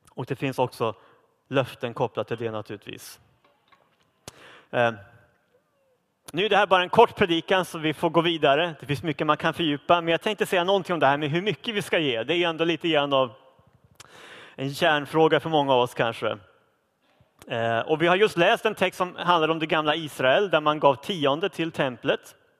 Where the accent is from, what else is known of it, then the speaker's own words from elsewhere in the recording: Sweden; nu lever vi som svenskar i ett av världens rikaste länder